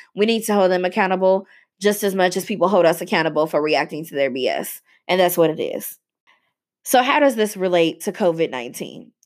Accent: Louisville, Kentucky, United States; this place, Louisville, Kentucky, has a very extensive and complicated racial history, um, and continues to. And watching this doctor in my hometown

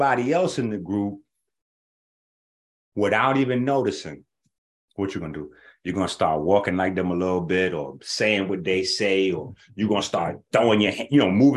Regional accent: New York, United States; We grew up playing CeeLo in New York

